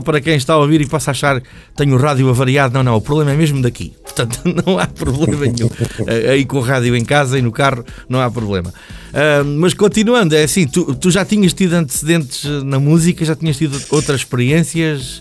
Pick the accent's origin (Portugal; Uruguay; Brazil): Portugal; Peniche, Centro; sou da zona de Peniche